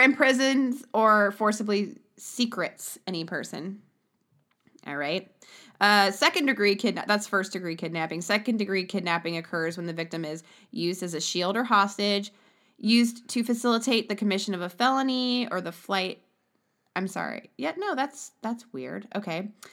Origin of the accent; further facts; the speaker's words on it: Ohio, United States; now in Arkansas, United States; I'm from Ohio, and we live in this sh-, uh, we live in Arkansas